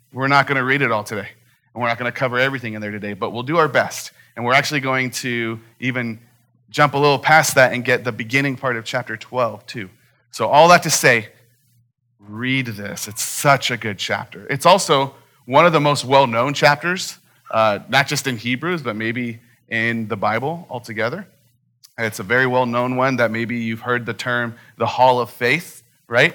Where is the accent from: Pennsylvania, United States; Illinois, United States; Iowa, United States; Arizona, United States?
Arizona, United States; Phoenix; growing up in Phoenix my entire life